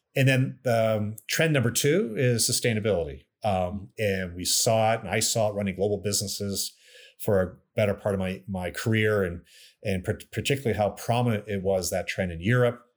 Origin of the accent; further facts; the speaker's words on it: Canada; moved away; also born or lived in New York / Chicago; I'm proud Canadian, I'm American as well, but I'm, you know, born in Canada, and, and it was nice to come back to run Mackenzie